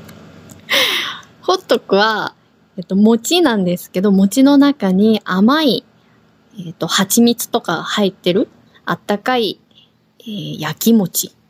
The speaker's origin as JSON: {"language": "Japanese", "country": "South Korea", "also_born_or_lived": "Tokyo, Japan", "moved": "yes", "lives_now": "Okinawa, Japan", "said": "私たち沖縄に住んでいる韓国人と台湾人がお届けします。私は韓国語担当の"}